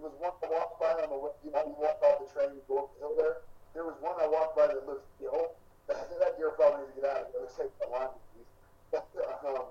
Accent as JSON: {"language": "English", "region": "Alaska", "country": "United States", "tie": "born or raised there", "said": "I grew up in Alaska"}